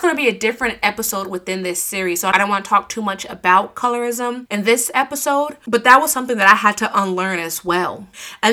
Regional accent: United States; growing up in America

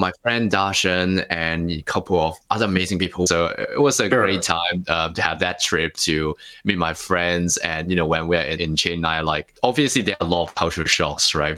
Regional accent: Hong Kong; moved away as an adult; also born or lived in Singapore; now in Sydney, Australia; I grew up in Hong Kong for the first 19 years

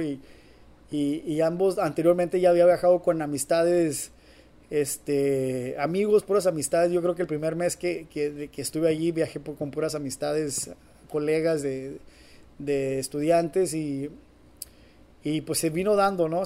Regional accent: Durango, Mexico; now in Los Angeles, United States; donde yo soy de Durango

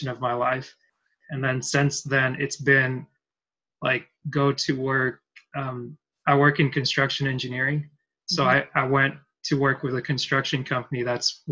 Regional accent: Dalton, Georgia, United States; also born or lived in Cameroon; I'm from Georgia. Well, originally from Cameroon, but I've spent most of my life growing up here in Dalton, Georgia

